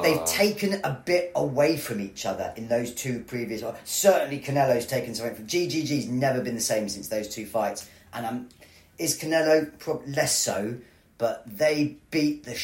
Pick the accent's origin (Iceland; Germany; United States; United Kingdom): United Kingdom; England; as an Englishman